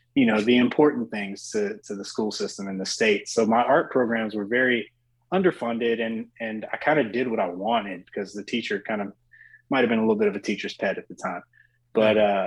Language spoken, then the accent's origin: English; Oxford, North Carolina, United States; being from a smaller town, I'm from Oxford, North Carolina